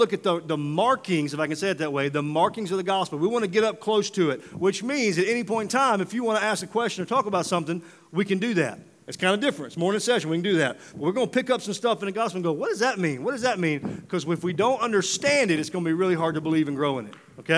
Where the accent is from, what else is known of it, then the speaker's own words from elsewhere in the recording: Mississippi, United States; moved away; I'm from Mississippi originally